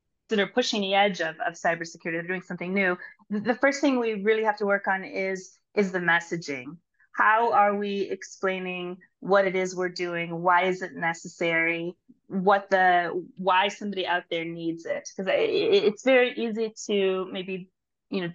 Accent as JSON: {"language": "English", "town": "St. Louis", "region": "Missouri", "country": "United States", "moved": "as an adult", "lives_now": "Israel", "said": "I am originally from St. Louis, Missouri, but I moved to Israel, I think, more than 20 years ago."}